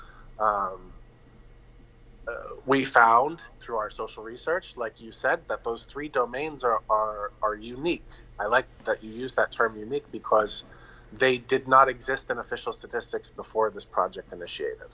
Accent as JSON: {"language": "English", "region": "Northern New Hampshire", "country": "United States", "moved": "as an adult", "lives_now": "Vanuatu", "said": "I'm from the United States. I now have dual citizenship in Vanuatu. And I've been here for almost 20 years now. Vanuatu is home to me, as is Northern New Hampshire."}